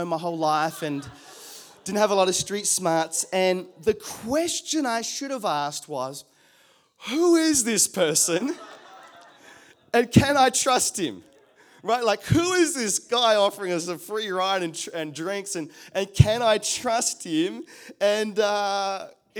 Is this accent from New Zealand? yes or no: yes; New Zealand; now in Australia; I come from New Zealand